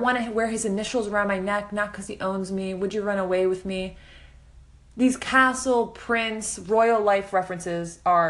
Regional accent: Midwest, United States; I grew up in the Midwest with seven younger siblings.

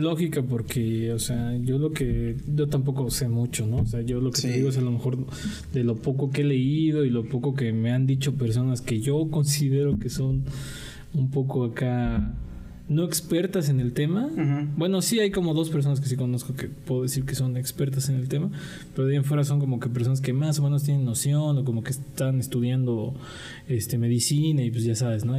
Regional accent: Mexico; así somos los mexicanos

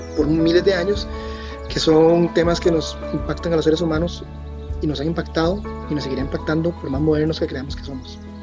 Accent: Costa Rica; moved away as an adult; also born or lived in United States / London, United Kingdom; estar de vuelta en mi país después de vivir bastantes años afuera

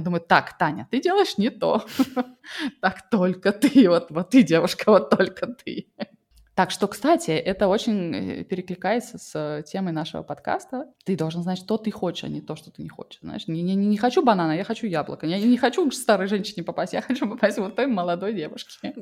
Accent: Russia; moved away; я выросла в России

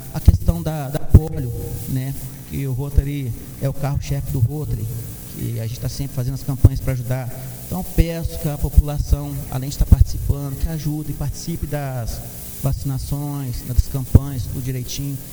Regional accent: Santos Dumont, Minas Gerais, Brazil; sou natural de Santos Dumont

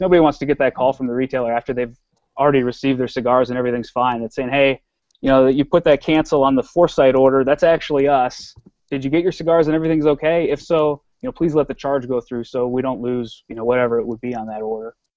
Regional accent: Wisconsin, United States; I'm a Midwesterner. I was born in Wisconsin

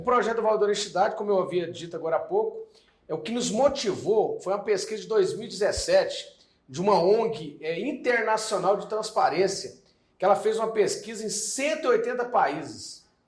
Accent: Goiânia, Goiás, Brazil; Eu, particularmente, nasci em Goiânia

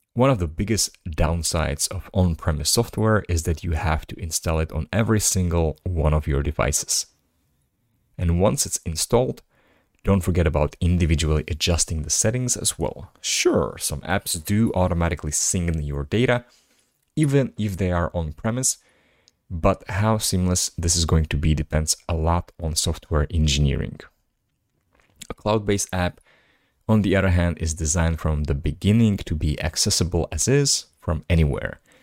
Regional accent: Slovakia; first language Slovak; English is a second language; my native language, language that is Slovak

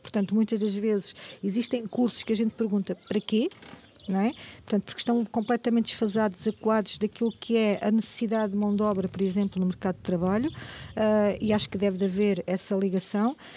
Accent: Moimenta da Beira, Norte, Portugal; also born or lived in Angola / Aveiro / Lisbon; sou de Moimenta da Beira

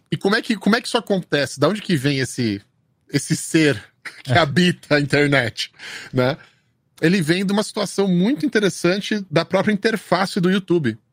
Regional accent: São Paulo, Brazil; now in United States; eu sou um desses moleques que nasceu no centro de São Paulo, sabe? E viveu a vida inteira no centro de São Paulo.

